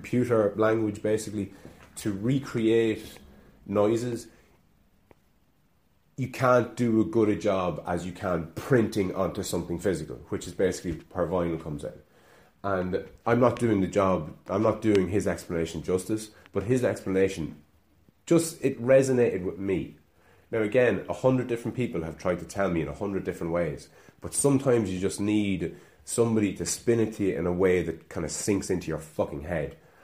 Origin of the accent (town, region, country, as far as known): Ireland; accent: Irish